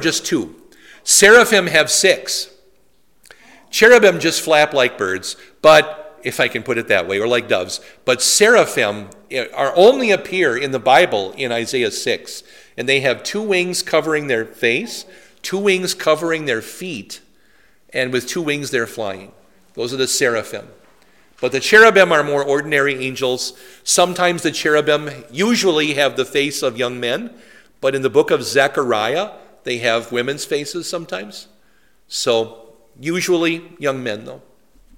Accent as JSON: {"language": "English", "town": "Poynette", "region": "Wisconsin", "country": "United States", "tie": "born or raised there", "said": "My hometown radio station was WIBU"}